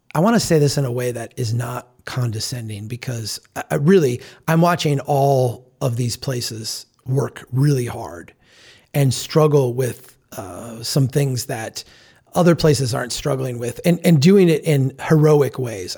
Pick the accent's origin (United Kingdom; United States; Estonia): United States; Minnesota; I'm from Minnesota.